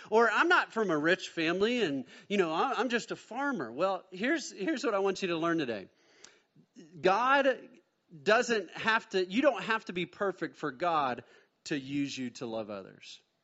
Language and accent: English; Mustang, Oklahoma, United States; also born or lived in Bethany, Oklahoma; Born in Bethany, Oklahoma, then we moved to Mustang, Oklahoma, and so my dad bought a little five-acre plot there